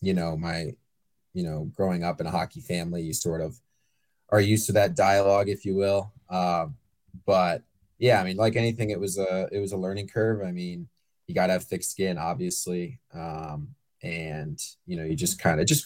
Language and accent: English; Richmond, Virginia, United States; I grew up in Richmond